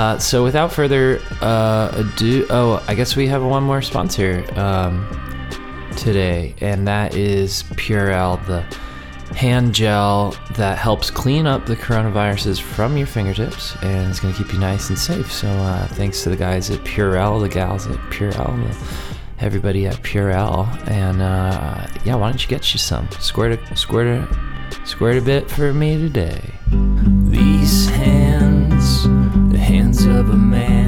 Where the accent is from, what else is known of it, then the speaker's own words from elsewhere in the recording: Texas, United States; also born or lived in Austin, Texas; now in New York, United States; I was born in Texas